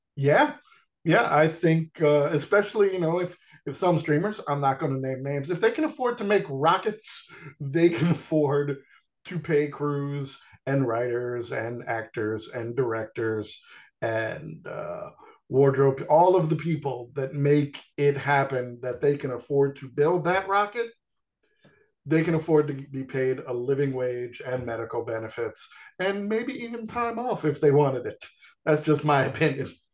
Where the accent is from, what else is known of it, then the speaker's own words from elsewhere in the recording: New York, United States; growing up in New York